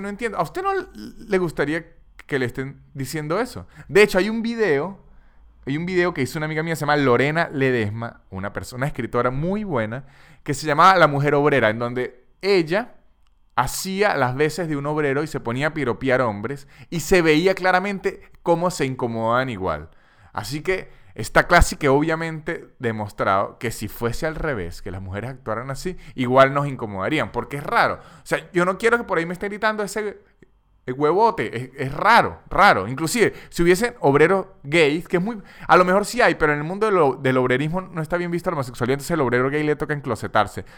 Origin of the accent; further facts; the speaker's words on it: Táchira, Venezuela; yo soy de los Andes, soy de Táchira, una parte en Venezuela que es andina